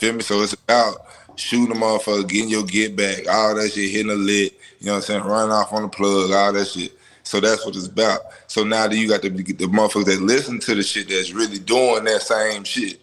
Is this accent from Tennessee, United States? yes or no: yes; Memphis, Tennessee, United States; me growing up in Memphis